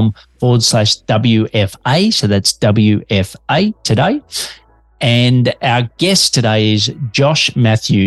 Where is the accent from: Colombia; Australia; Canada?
Australia; Detecting an accent, I'm an Aussie working globally from Melbourne, Australia.